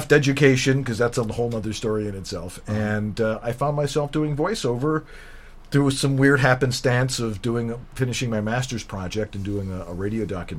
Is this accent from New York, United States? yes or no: yes; Buffalo, New York, United States; moved away as an adult; also born or lived in Albuquerque, New Mexico; I'm from Buffalo, New York, and I spent the first 58 years of my life there.